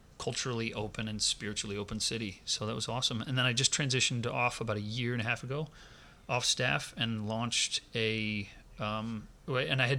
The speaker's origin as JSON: {"language": "English", "region": "Ohio", "country": "United States", "tie": "born or raised there", "moved": "as an adult", "lives_now": "Los Angeles, United States", "said": "I actually moved to LA because I grew up in Ohio, which is a beautiful place in the world to grow up"}